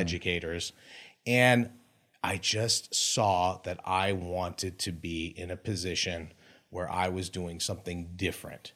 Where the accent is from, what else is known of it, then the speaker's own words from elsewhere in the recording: Beverly Hills, California, United States; I grew up in Beverly Hills